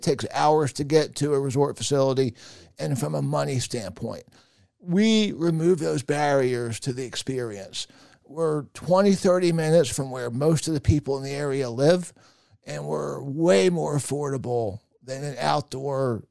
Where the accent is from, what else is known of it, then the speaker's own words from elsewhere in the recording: Alexandria, Virginia, United States; I grew up in Alexandria in Fairfax County